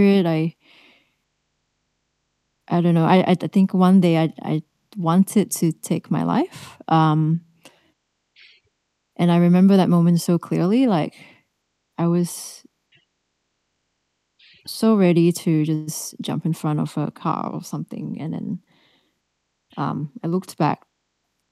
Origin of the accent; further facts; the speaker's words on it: Melbourne, Victoria, Australia; I'm from Australia, Melbourne